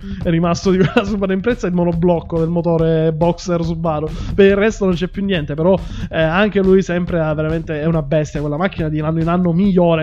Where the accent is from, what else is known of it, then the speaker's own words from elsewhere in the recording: Sicily, Italy; io sono siciliano